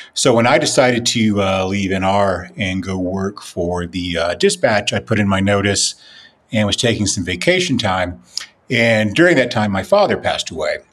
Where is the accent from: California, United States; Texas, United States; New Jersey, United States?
Texas, United States; Lubbock; Lubbock, my hometown